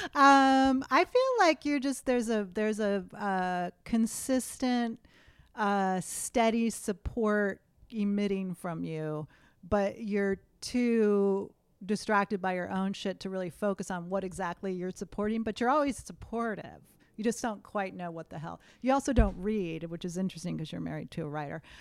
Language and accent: English; Western Massachusetts, United States; moved away as an adult; also born or lived in Boston; now in Los Angeles, United States; where I grew up in Western Mass was about a three-hour train ride from New York City